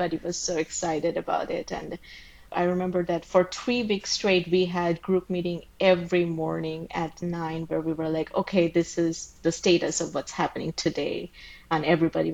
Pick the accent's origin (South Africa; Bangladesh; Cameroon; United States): Bangladesh; moved away as an adult; I grew up in Bangladesh and we didn't have like pools and stuff, so I never really swam